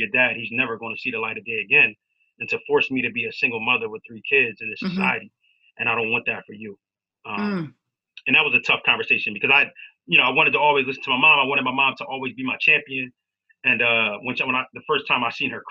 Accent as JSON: {"language": "English", "town": "Wilmington", "region": "Delaware", "country": "United States", "tie": "born or raised there", "said": "I grew up in Wilmington, Delaware"}